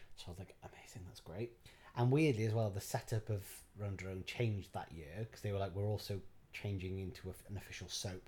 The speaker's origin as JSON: {"language": "English", "town": "Barry", "region": "Wales", "country": "United Kingdom", "tie": "born or raised there", "said": "I was born in Barry. Um, My mum is from Penarth. My dad is from Barry Island"}